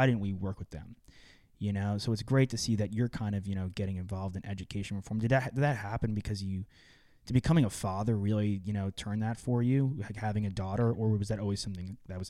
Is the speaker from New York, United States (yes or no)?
yes; Long Island, New York, United States; moved away; also born or lived in Austin, Texas; I'm from Long Island